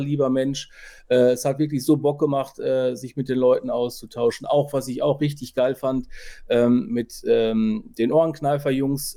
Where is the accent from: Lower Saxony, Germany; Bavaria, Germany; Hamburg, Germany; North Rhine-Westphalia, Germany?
North Rhine-Westphalia, Germany; Ruhr area; bei uns im Ruhrpott